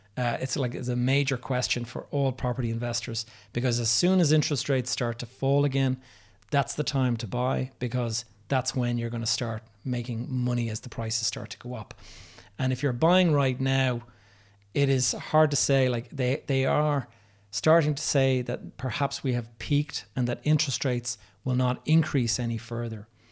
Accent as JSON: {"language": "English", "town": "Dublin", "region": "Leinster", "country": "Ireland", "tie": "born or raised there", "said": "my hometown of Dublin"}